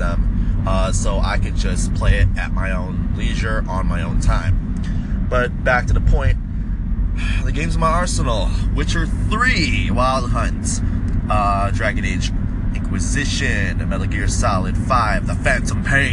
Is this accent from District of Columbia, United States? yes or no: no; Chicago, Illinois, United States; I play my hometown team